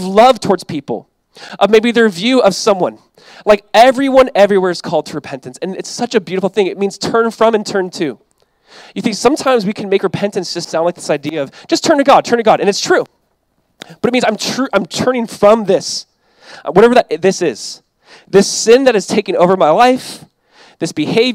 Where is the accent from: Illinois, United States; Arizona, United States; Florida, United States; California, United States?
California, United States; Southern; I grew up in Southern California